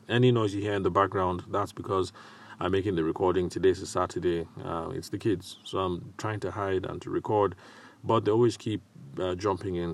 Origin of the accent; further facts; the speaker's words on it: Nigeria; accent: Nigerian; my accent didn't betray that, um, I'm a Nigerian guy